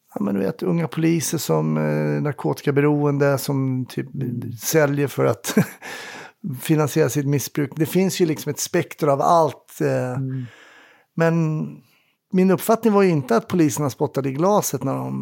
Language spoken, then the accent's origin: Swedish; Stockholm, Stockholm County, Sweden; när jag var ung i Kärrtorp